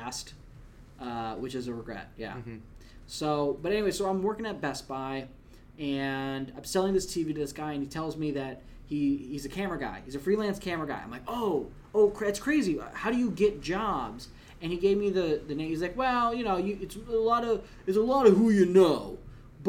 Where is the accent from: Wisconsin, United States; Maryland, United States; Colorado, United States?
Wisconsin, United States; moved away as an adult; also born or lived in Long Island; you're from Wisconsin